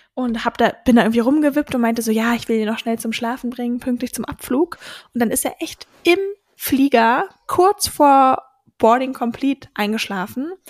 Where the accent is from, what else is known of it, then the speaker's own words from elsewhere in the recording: Berlin suburbs, Brandenburg, Germany; ich bin in einem, quasi in Berlin aufgewachsen, aber am, wie sagt man so schön, im grünen Speckgürtel von Berlin